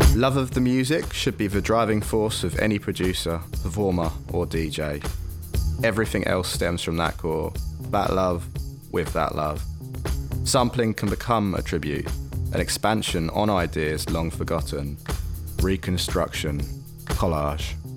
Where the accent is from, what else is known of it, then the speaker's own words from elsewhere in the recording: London, United Kingdom; I'm from London